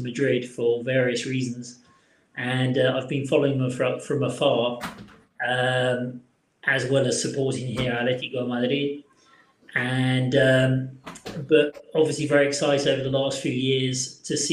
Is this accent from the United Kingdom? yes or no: yes; Carshalton, London, United Kingdom; I was born in Carshalton at the War Memorial Hospital, which I think no longer exists. London Borough of Sutton, Barrow Hedges School, Wallington Boys School